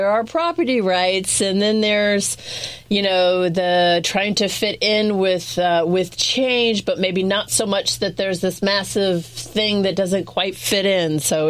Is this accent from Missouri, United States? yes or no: no; Summerville, South Carolina, United States; I grew up in Summerville.